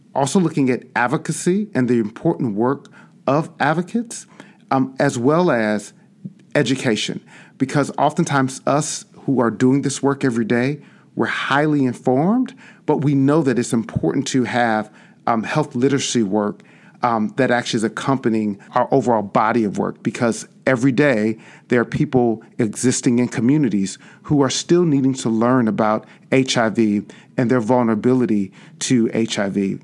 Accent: Chicago, Illinois, United States; born or raised there

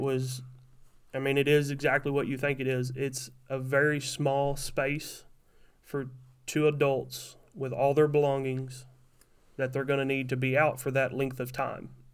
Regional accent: Kentucky, United States; moved away as an adult; also born or lived in Tennessee area; now in Wisconsin, United States; I'm from Kentucky

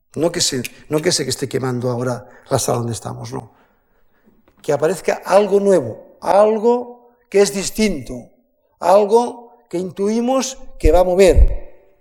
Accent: the Pyrenees, Spain; Yo soy nacido en el Pirineo

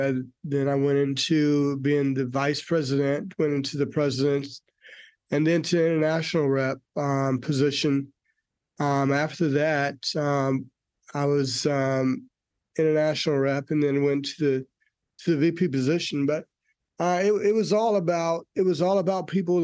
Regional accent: North Carolina, United States; also born or lived in Forest Park, Georgia; now in Georgia, United States; I am originally from North Carolina

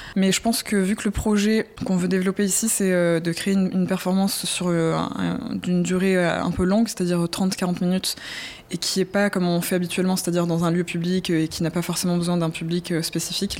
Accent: southern France, France; je viens du sud de la France

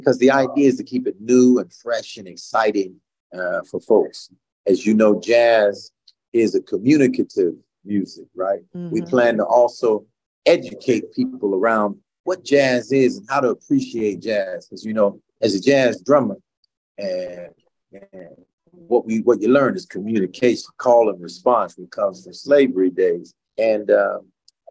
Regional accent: New York, United States; moved away as an adult; also born or lived in Mississippi; now in New Haven, United States; I was born in Mississippi. I grew up in New York and grew up playing jazz

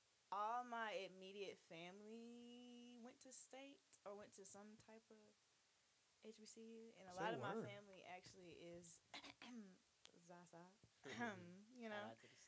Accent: Laurens, South Carolina, United States; moved away as an adult; also born or lived in Atlanta; obviously y'all know I'm from Lawrence.

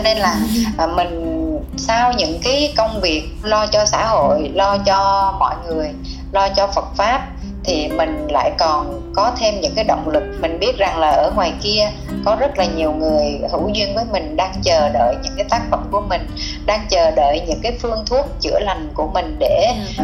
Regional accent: Vietnam

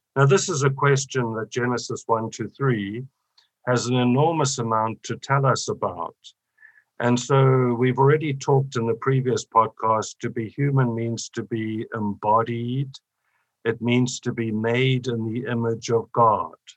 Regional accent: South Africa; I come from South Africa

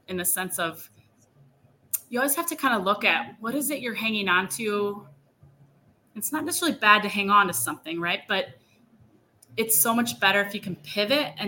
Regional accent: Elkhart, Indiana, United States; my hometown. There used to be two high schools in the one school district. Well, they merged. And I actually went to one, was called Elkhart Central and Elkhart Memorial

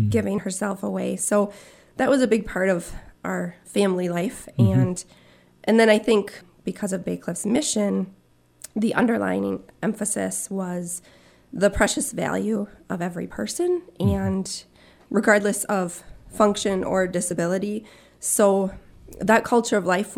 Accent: Marquette, Michigan, United States; I grew up in Marquette with mom and a dad and three sisters

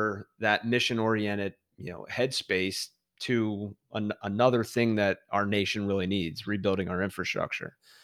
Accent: Philadelphia, Pennsylvania, United States; I'm from Philadelphia

